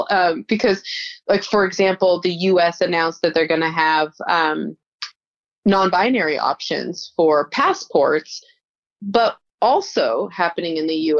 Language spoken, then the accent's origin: English; Utah, United States; Yeah, so we came from Utah, which is a pretty conservative state, because there's a religious majority of Mormons, and they tend to be just, I mean, I grew up in the Mormon church